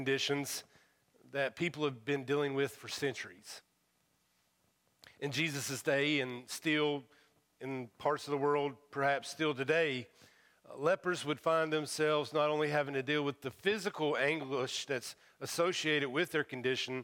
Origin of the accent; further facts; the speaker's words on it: United States; accent: hillbilly; my first language is hillbilly